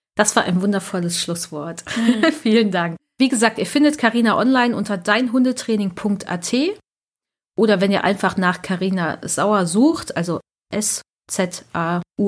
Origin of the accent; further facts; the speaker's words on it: Germany; bei uns in Deutschland